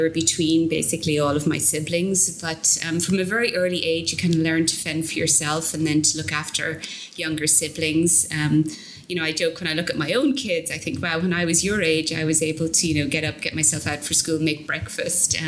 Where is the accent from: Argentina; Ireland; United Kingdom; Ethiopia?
Ireland; southeast Ireland; moved away as an adult; now in Boston, United States; I was born in Ireland, grew up in Ireland, in the southeast